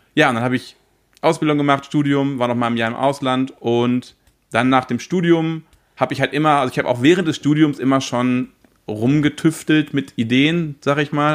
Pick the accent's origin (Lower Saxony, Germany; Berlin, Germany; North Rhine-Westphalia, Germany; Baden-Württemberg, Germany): North Rhine-Westphalia, Germany; Paderborn; ich komme aus Paderborn oder in der Nähe von Paderborn